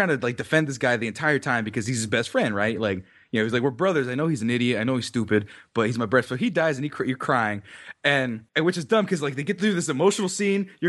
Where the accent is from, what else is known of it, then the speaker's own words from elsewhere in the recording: New York City, New York, United States; I'm from Brooklyn.